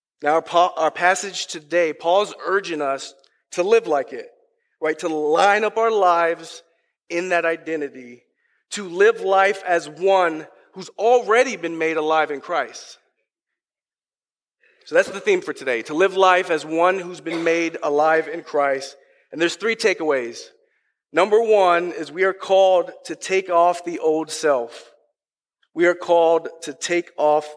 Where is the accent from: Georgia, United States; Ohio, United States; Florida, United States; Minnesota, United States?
Minnesota, United States; moved away as an adult; from Minnesota